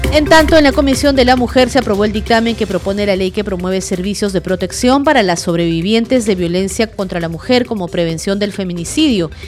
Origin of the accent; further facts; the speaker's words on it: Peru; como peruanos, como madres, como hijas, como hermanas